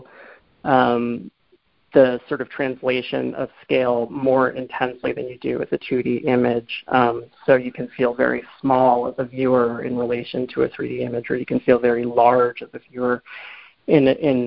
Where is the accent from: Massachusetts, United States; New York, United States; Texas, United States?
Massachusetts, United States; Boston; moved away; I'm from the Boston area